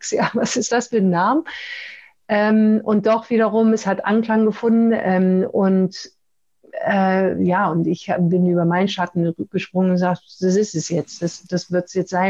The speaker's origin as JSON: {"language": "German", "country": "Pakistan", "tie": "born there", "said": "Ich bin in Pakistan geboren, obwohl in einer deutschen Familie."}